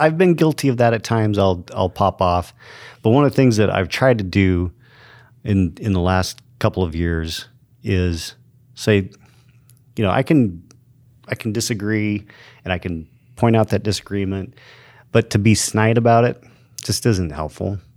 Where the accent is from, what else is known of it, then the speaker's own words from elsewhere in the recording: Show Low, Arizona, United States; also born or lived in Safford, Arizona; I grew up in Sholo, Arizona